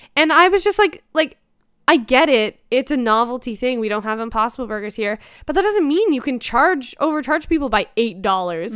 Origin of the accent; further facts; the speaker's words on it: Toronto, Ontario, Canada; I'm from Toronto. I live, like, twenty minutes from Apocalypse.